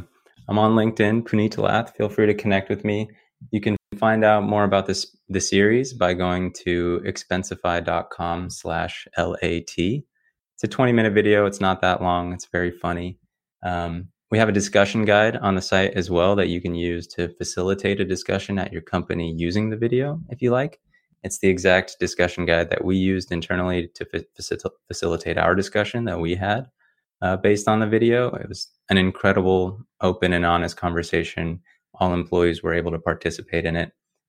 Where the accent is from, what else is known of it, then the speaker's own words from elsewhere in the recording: South Africa; what it's like growing up in South Africa under apartheid.